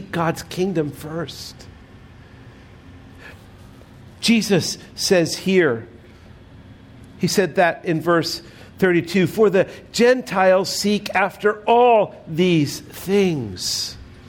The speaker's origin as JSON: {"language": "English", "country": "United States", "said": "we are citizens of the United States"}